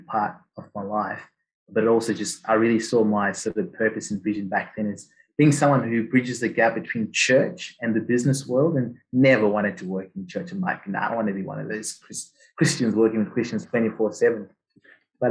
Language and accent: English; Zimbabwe; moved away as an adult; now in Australia; did all my schooling in Zim, Southern Africa